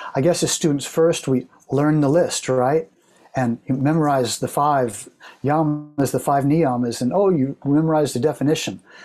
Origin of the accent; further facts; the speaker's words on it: Oklahoma, United States; moved away as an adult; also born or lived in San Diego, California / San Francisco, California; I grew up in Oklahoma, and so I moved to San Diego